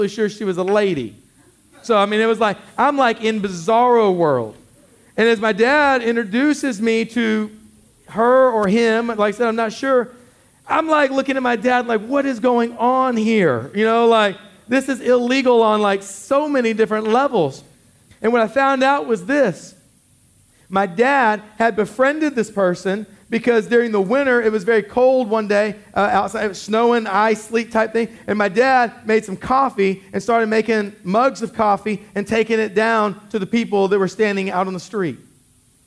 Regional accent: Killeen, Texas, United States; I grew up in Killeen

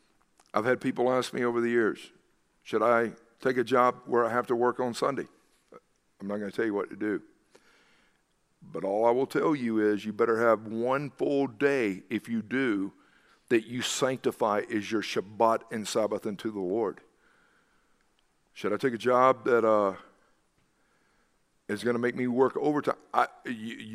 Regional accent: the South, United States; You remember growing up in the South that even businesses and others would shut down on Wednesday afternoon

